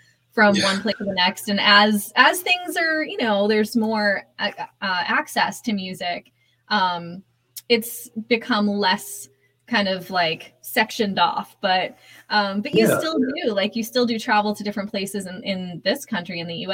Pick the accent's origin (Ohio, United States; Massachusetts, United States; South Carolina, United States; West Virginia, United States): Massachusetts, United States; Boston; I grew up in Boston, so New England